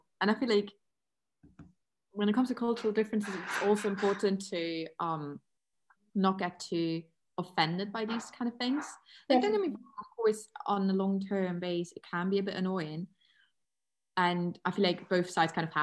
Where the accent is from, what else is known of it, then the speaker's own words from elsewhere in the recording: Germany; English is a second language; I am German